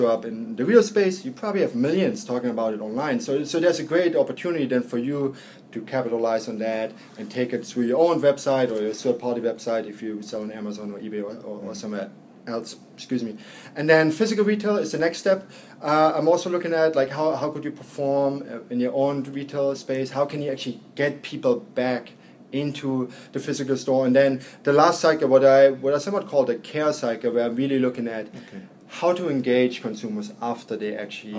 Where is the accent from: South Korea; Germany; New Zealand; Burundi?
Germany; Berlin; now in New York, United States; I grew up in Berlin. We see it here in New York.